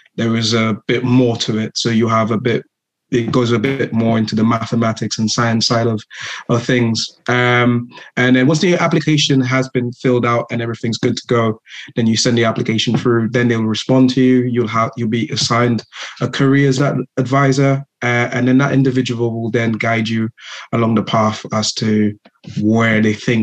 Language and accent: English; St. Lucia; moved away as an adult; now in United Kingdom; I am from the Caribbean island of St. Lucia. Grew up in the same community as the host